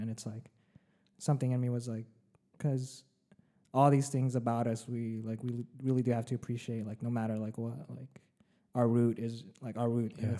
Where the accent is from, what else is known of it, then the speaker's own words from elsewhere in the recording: Philippines; born there; moved away; because I'm an immigrant too, you know